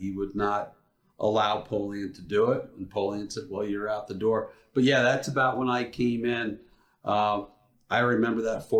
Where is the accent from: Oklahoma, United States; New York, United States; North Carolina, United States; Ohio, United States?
New York, United States; moved away; I grew up in New York.